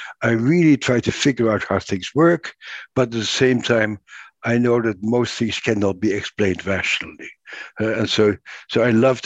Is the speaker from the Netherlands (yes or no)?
yes; Netherlands; I grew up in the Netherlands